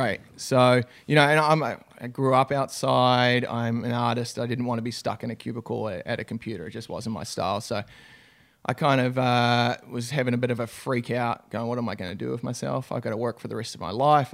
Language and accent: English; New Zealand; moved away as an adult; now in United States; I'm a Kiwi, so from New Zealand. Uh, grew up on a, in a small country town